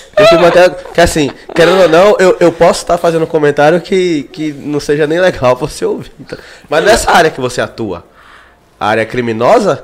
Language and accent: Portuguese; Brazil; a gente é de quebrada, a gente é de periferia. nascido e criado em Cajazeiras